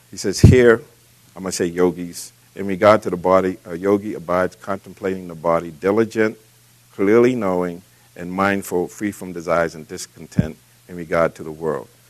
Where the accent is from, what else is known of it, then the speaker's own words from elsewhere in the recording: Boston, Massachusetts, United States; as a young man growing up in Boston